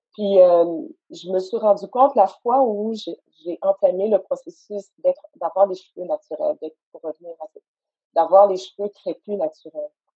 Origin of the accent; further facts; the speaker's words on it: Montreal, Quebec, Canada; j'étais assise dans le sous-sol de mes parents à Saint-Michel, j'ai grandi à Saint-Michel